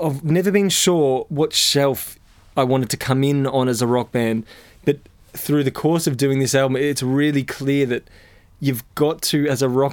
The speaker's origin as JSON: {"language": "English", "country": "Australia", "said": "being Australian"}